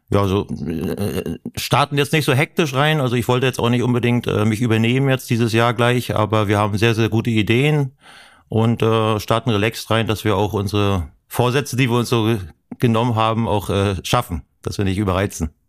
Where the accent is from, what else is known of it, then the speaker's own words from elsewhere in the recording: Mecklenburg-Vorpommern, Germany; weil Privatsphäre äh, bin ich als Mecklenburger.